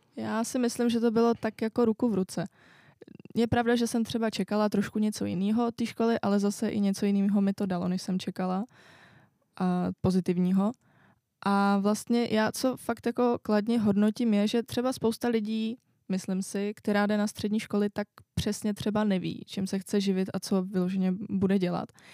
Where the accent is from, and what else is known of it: Czechia; also born or lived in France